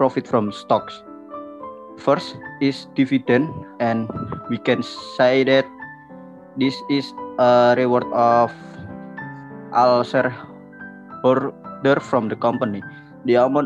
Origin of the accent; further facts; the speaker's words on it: Rembang, Central Java, Indonesia; from Rembang